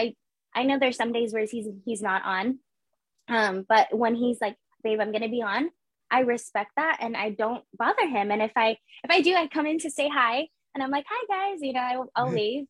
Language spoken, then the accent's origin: English; San Jose, California, United States; I was born and raised in San Jose